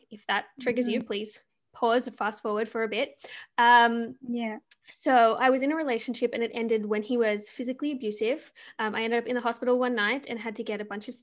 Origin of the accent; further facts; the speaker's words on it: Australia; moved away as an adult; now in Canada; I'm Australian and I live in Canada